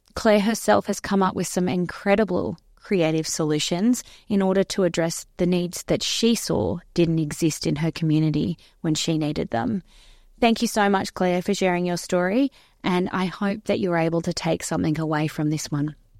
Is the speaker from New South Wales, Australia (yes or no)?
yes; Wagga Wagga, New South Wales, Australia; I'm from the South, I'm from Wagga.